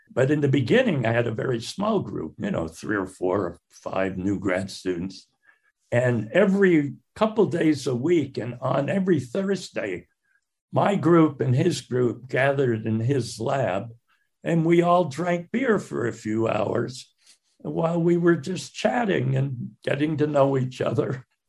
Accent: Northampton, Massachusetts, United States; also born or lived in Salt Lake City, Utah / Connecticut; as a teenager in high school, I grew up in Northampton, Massachusetts

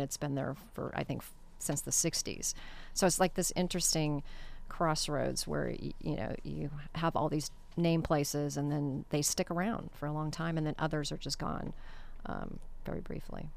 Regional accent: Costa Mesa, California, United States; growing up in Costa Mesa near El Toro helicopter base.

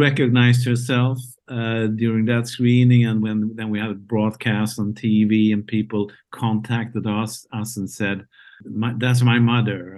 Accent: Malmö, Skåne, Sweden; my hometown, Malmö, Sweden

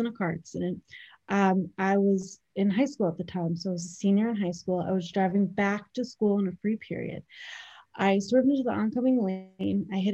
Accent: Bayville, New York, United States; I grew up in Bayville, North Shore, my entire life

